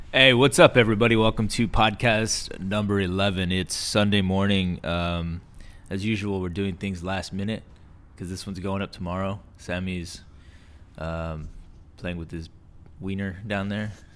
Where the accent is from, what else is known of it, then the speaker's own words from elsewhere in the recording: Texas, United States; now in California, United States; we're both from Texas